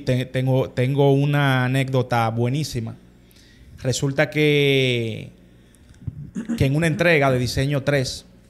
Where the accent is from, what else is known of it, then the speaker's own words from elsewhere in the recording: Santo Domingo, Dominican Republic; nosotros todos los hermanos somos criados aquí en Santo Domingo.